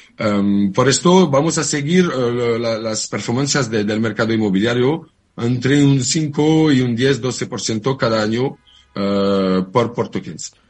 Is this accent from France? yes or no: yes; France; Spanish is a second language; moved away as an adult; now in Barcelona, Spain; Yo soy francés. Hmm. Hace, hace un par de años que vivo en Barcelona